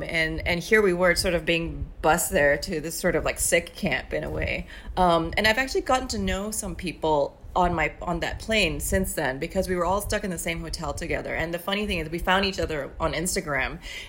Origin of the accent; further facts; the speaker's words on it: New York, United States; I kept thinking, well, you know, I'm a New Yorker.